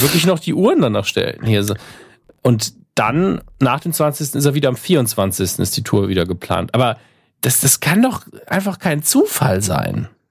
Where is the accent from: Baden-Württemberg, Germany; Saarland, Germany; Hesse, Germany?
Saarland, Germany; als Saarländer